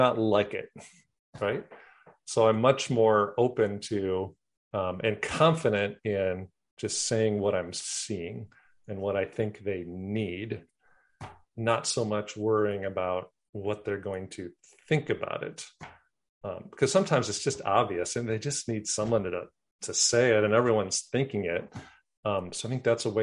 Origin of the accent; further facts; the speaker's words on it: Wisconsin, United States; moved away; I'm from Wisconsin